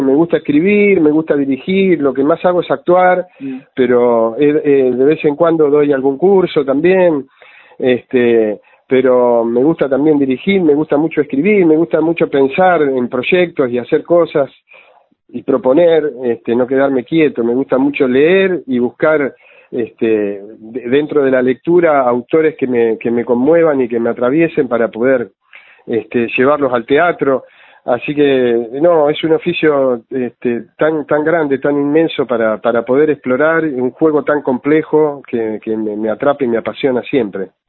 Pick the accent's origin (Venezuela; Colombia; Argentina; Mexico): Argentina; Junín, Buenos Aires Province; Yo me crié adentro de un cine. Yo soy de Junín, de la mm. provincia de Buenos Aires